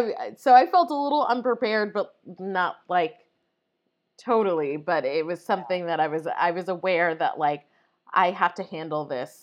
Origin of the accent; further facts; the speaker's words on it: Long Island, New York, United States; I grew up on Long Island